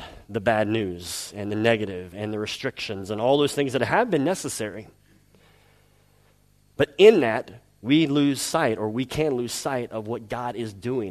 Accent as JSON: {"language": "English", "region": "the South", "country": "United States", "moved": "yes", "said": "I'm from the South in the United States"}